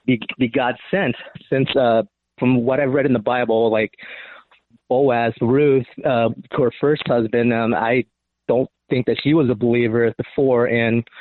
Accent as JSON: {"language": "English", "country": "Cambodia", "moved": "yes", "said": "the people back in my home country in Cambodia"}